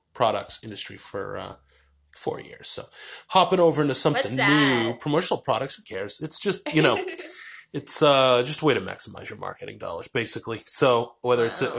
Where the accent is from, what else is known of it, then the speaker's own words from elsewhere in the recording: New Hampshire, United States; moved away; also born or lived in Boston; I grew up in New Hampshire